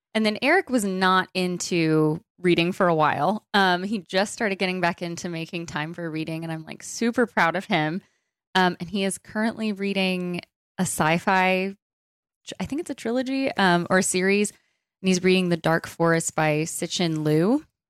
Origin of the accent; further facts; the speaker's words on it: Dallas, Texas, United States; I was born and raised in Dallas, Texas, and I still currently live here